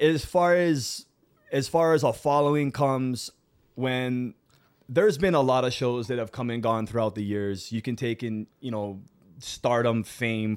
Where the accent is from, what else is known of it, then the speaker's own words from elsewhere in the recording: South Kona, Big Island of Hawaii, United States; I'm born and raised from the Big Island of Hawaii. I'm from South Kona